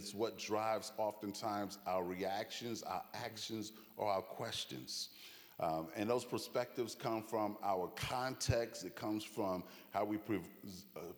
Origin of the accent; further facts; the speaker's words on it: New York City, New York, United States; moved away as an adult; also born or lived in Jamaica, Queens / Chicago / Boston; now in Branson, United States; I was born and raised in Brooklyn, New York, and also in Jamaica, Queens